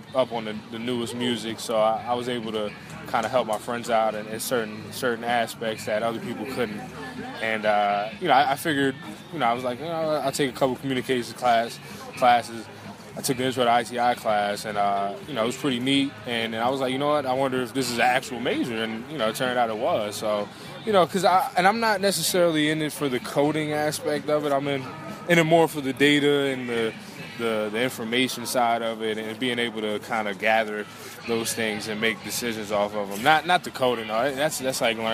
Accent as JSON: {"language": "English", "town": "Metuchen", "region": "New Jersey", "country": "United States", "tie": "born or raised there", "said": "growing up in Metuchen, it's a small town"}